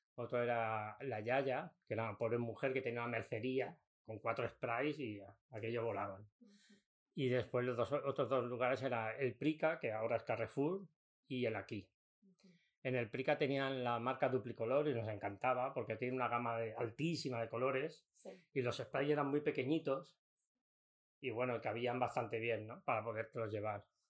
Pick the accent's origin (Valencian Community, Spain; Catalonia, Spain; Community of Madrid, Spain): Catalonia, Spain; Mataró; vinimos aquí al barrio de Pladenboet, en Mataró